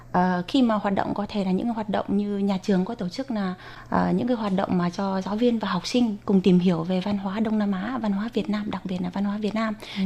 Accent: Vietnam; first language Vietnamese; now in Taiwan; em đã mang tiếng quê hương mình để truyền bá ở một nơi xa xôi

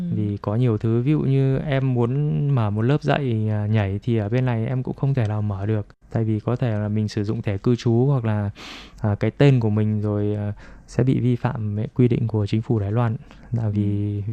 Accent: Vietnam; now in Taiwan; người việt mình qua đây đều cũng đều biết tiếng trung cả

